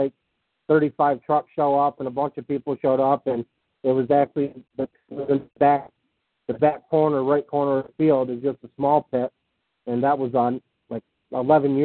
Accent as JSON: {"language": "English", "town": "Bennington", "region": "Vermont", "country": "United States", "tie": "born or raised there", "said": "I'm born and raised here from Bennington"}